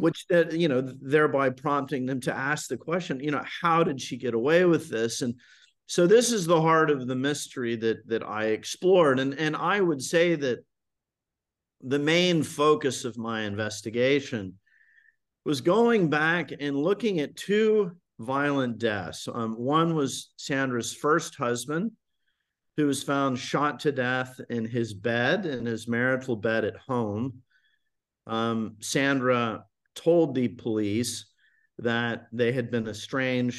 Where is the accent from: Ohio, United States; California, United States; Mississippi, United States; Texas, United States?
Texas, United States; Highland Park; moved away as an adult; also born or lived in Boston / Vienna, Austria; I grew up in Highland Park